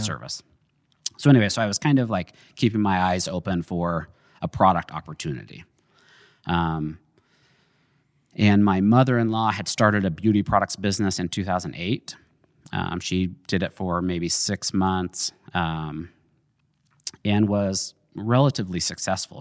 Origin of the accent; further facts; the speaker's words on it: Jerome, Idaho, United States; also born or lived in Utah; I grew up in Jerome. I was born in Utah.